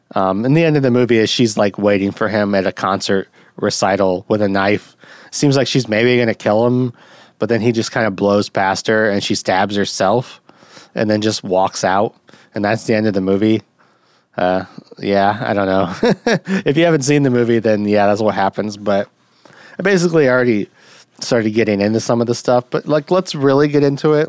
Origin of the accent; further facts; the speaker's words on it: United States; as an American